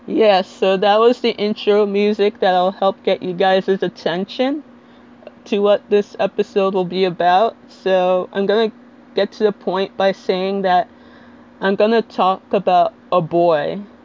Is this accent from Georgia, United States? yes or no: no; Little Ferry, New Jersey, United States; I'm from Little Ferry, New Jersey, which, if you're not familiar with, it's in Bergen County, the neighboring town between Hackensack and Teaneck.